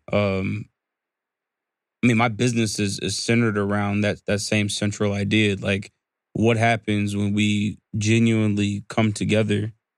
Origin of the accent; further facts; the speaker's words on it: the South, United States; I'm from the South